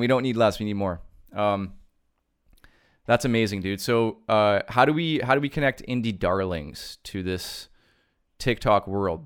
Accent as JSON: {"language": "English", "country": "Canada", "said": "being Canadian"}